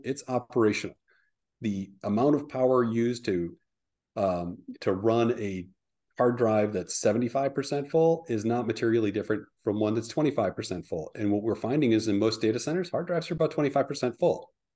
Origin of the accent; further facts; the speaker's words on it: Midwest, United States; moved away; I'm originally a Midwesterner